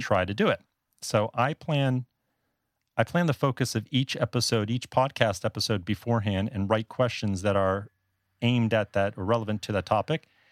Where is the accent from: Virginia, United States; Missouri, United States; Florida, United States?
Florida, United States; South; moved away as an adult; also born or lived in Northeast United States; now in Taipei, Taiwan; I'm actually from South Florida originally. That's where I grew up.